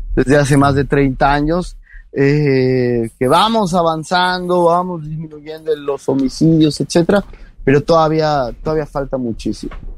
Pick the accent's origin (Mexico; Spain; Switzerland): Mexico